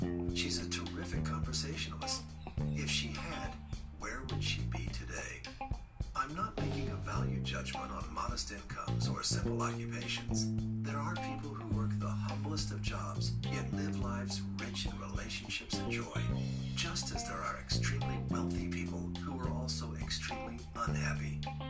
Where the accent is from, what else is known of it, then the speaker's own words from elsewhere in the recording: Albuquerque, New Mexico, United States; I was born and raised in Albuquerque, New Mexico. My dad died when I was 10. I remember being handed the flag from his casket. My mom held everything together.